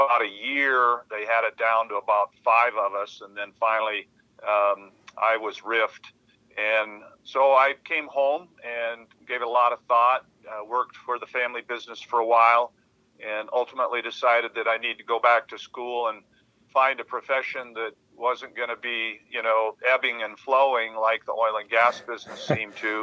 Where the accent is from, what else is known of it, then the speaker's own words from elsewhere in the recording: Hardin, Montana, United States; I have fond memories of growing up in Hardin